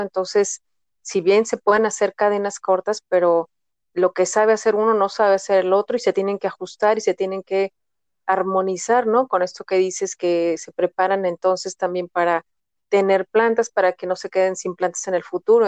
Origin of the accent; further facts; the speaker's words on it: Guadalajara, Jalisco, Mexico; yo soy de Guadalajara